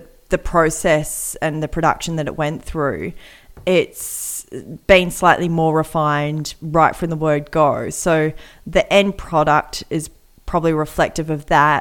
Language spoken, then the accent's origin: English; Australia; we're Australian